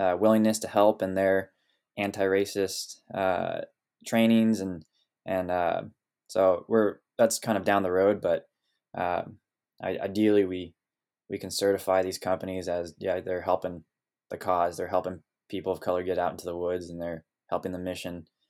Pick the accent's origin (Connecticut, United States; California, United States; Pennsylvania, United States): California, United States; Sonoma Valley; moved away as an adult; now in Oregon, United States; growing up here in Sonoma Valley